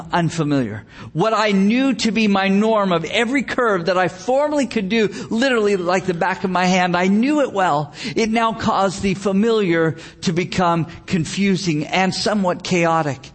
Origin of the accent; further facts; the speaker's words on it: Gilroy, California, United States; my hometown, the town of Gilroy, California